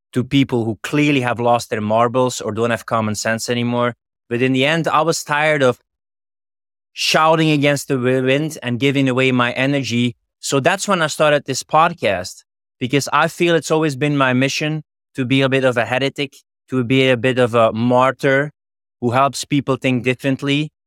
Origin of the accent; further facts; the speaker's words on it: Flanders, Belgium; moved away; I'm originally from Flanders in Belgium